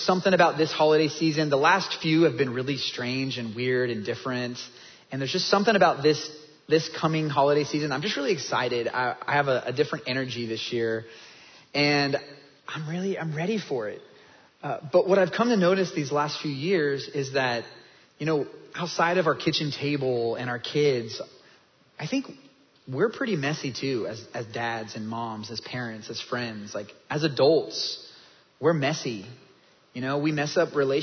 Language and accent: English; Kansas, United States; moved away as an adult; also born or lived in North Dallas, Texas; now in Dallas, United States; I'm from Kansas